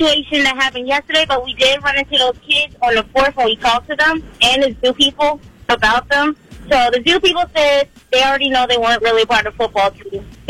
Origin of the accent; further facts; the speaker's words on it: Philadelphia, Pennsylvania, United States; we're from Philadelphia